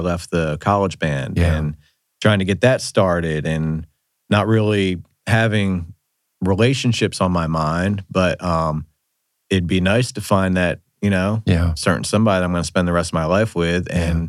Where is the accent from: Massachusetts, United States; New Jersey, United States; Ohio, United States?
New Jersey, United States; moved away as an adult; also born or lived in North Carolina; now in Atlanta, United States; I grew up in South Jersey, which is farmlands